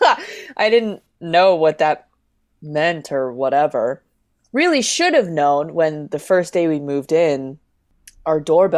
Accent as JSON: {"language": "English", "region": "Oklahoma", "country": "United States", "tie": "born or raised there", "said": "because I was a child of immigrants, because, you know, I grew up in Oklahoma, and they were doing things like that."}